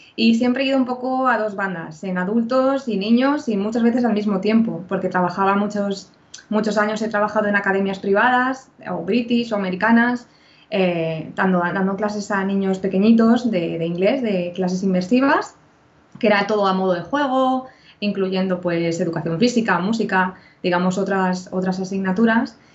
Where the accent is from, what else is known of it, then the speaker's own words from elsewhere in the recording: Spain; yo también soy española